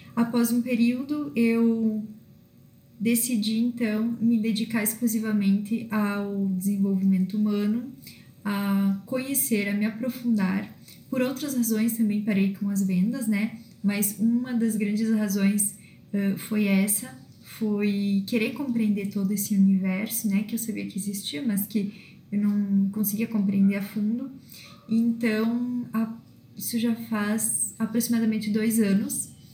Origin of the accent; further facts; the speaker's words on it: Viadutos, Rio Grande do Sul, Brazil; now in Erechim, Brazil; sou natural de Viadutos uma cidade pequena é, aqui no norte do Rio Grande do Sul